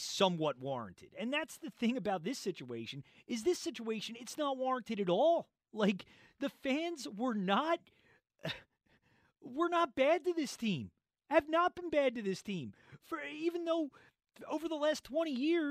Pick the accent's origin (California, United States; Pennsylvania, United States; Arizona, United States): Pennsylvania, United States; Philadelphia; I grew up in Philadelphia.